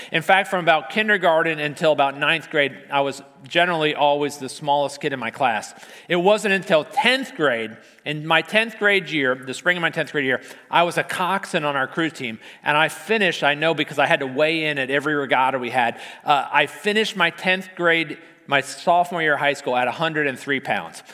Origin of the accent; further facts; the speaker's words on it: Arlington, Virginia, United States; as a kid, I grew up in Arlington